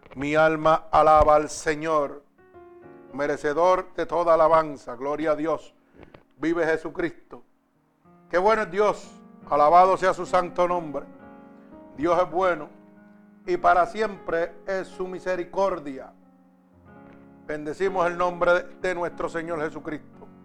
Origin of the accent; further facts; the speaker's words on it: Puerto Rico; en mi país, en Puerto Rico